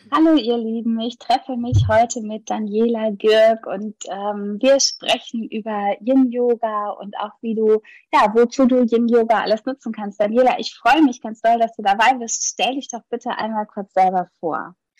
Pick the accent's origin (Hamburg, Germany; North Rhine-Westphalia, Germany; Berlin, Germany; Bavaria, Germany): Hamburg, Germany; ich komme ja aus Hamburg